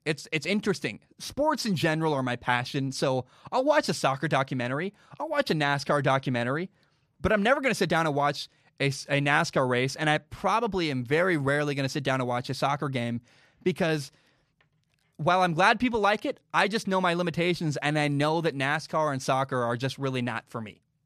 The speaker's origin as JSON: {"language": "English", "country": "United States", "said": "I'm an American"}